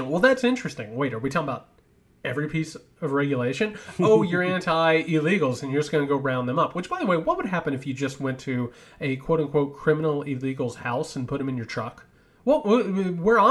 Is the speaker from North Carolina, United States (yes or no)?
no; Georgia, United States; I'm from Georgia